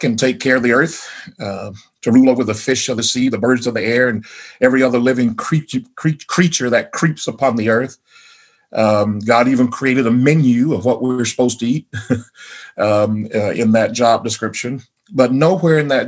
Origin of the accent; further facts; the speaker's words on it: the South, United States; Growing up in the South, we had the schools, I think I mentioned before, were integrated when I was in the fifth grade.